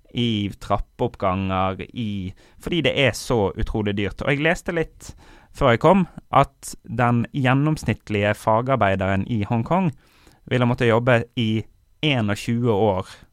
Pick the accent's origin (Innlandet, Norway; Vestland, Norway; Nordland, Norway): Vestland, Norway; Bergen; moved away; also born or lived in Kongsberg; vi har pleid å være annethvert år hjemme i Bergen